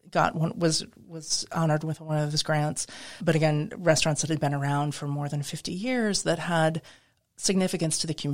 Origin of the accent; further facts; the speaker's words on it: Midwest, United States; also born or lived in New England / Pacific Northwest; I grew up in the Midwest. I've lived in New England, Pacific Northwest.